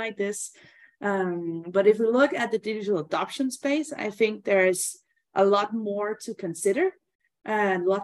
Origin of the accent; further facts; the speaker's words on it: Denmark; I'm from Denmark, and Denmark is a fairly small country